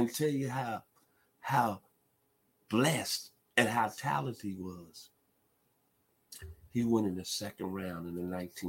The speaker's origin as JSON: {"language": "English", "town": "Memphis", "region": "Tennessee", "country": "United States", "tie": "born or raised there", "said": "growing up in Memphis in the 70s"}